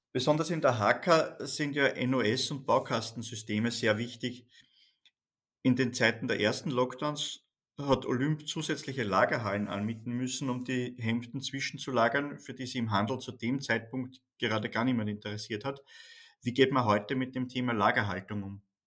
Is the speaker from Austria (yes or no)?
yes; Austria; Bei uns in Österreich